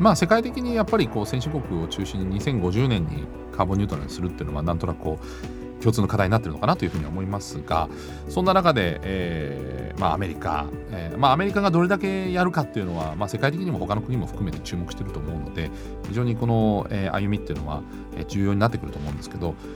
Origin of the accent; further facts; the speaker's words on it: Germany; moved away; 私のふるさとのドイツ